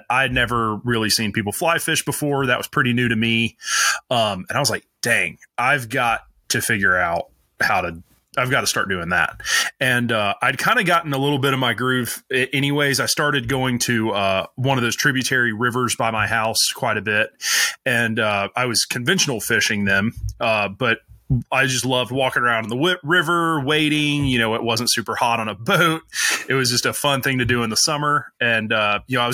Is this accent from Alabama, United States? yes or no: yes; North Alabama, United States; I grew up in North Alabama